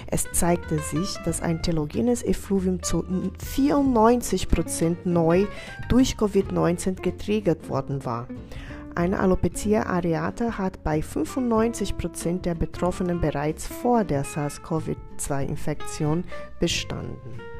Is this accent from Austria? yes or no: no; Brazil; now in Bad Kissingen, Germany; Ich komme selber ursprünglich aus Brasilien